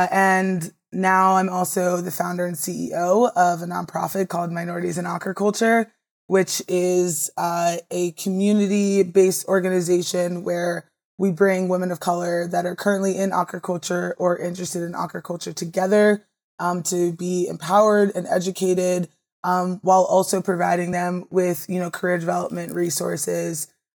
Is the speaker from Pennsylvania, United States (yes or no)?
no; Maryland, United States; And I originally got into it just because I'm from the Eastern Shore of Maryland.